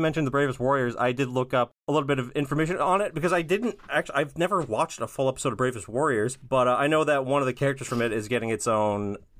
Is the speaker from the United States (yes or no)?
no; Brazil; I'm from Brazil, and I love listening to your podcast.